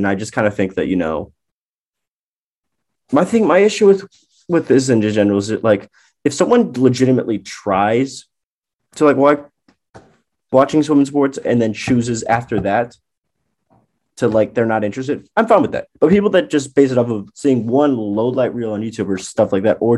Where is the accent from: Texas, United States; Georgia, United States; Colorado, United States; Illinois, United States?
Illinois, United States; Chicago; moved away; my hometown Chicago